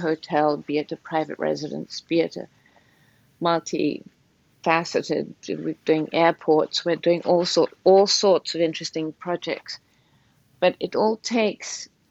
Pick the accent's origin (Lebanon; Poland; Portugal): Portugal; now in Connecticut, United States; being in Portugal is, it's just an extremely kind, beautiful environment in which to be.